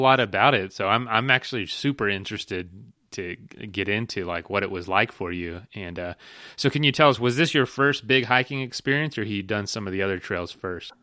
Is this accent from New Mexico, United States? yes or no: no; Frostproof, Florida, United States; I'm from a little town called Frostproof.